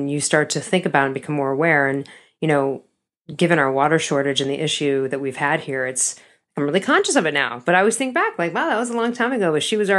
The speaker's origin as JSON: {"language": "English", "town": "Chicago", "region": "Illinois", "country": "United States", "also_born_or_lived": "California", "moved": "as an adult", "said": "from Chicago"}